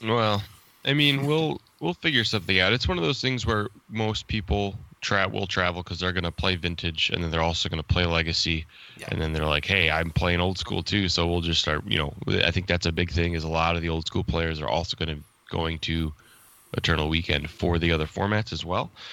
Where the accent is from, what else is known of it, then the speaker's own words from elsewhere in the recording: United States; accent: American; my stupid American accent